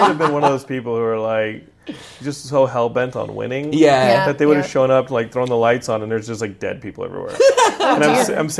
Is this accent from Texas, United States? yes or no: yes; Texas, United States; I'm from Texas, and I'm not that big.